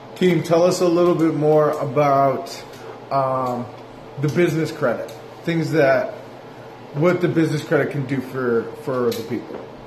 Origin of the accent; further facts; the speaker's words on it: New Hampshire, United States; moved away as an adult; also born or lived in South Carolina; now in Atlanta, United States; I'm from New Hampshire. Right around Boston